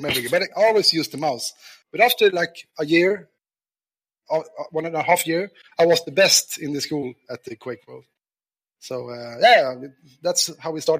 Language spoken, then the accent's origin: English; Stockholm, Stockholm County, Sweden; also born or lived in Värmland; I was born and raised in Stockholm